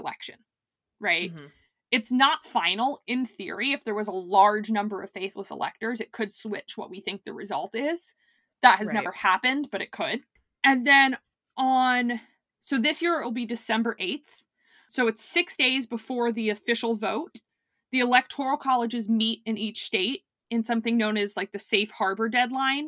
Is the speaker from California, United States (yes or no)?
no; Florida, United States; I'm from Florida